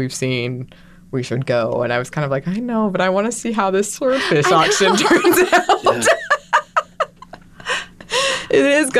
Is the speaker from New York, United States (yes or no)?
no; Gulf Shores, Alabama, United States; growing up in Gulf Shores, Alabama